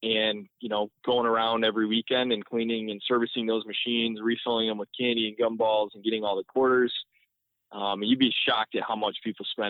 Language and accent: English; Northville, Michigan, United States; born and raised in the Detroit area, I grew up in Northville